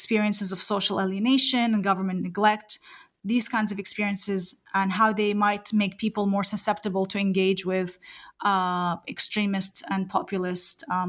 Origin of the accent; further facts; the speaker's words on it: New Zealand; I am a New Zealander as well